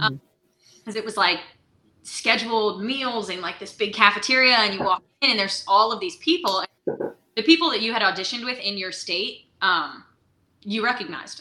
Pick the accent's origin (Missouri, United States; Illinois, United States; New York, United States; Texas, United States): New York, United States; Beacon; now in Nashville, United States; I'm originally from Beacon, New York